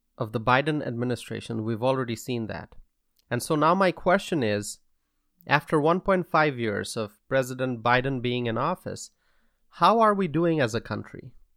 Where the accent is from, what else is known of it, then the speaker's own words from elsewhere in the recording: United States; I am here addressing you all as an American citizen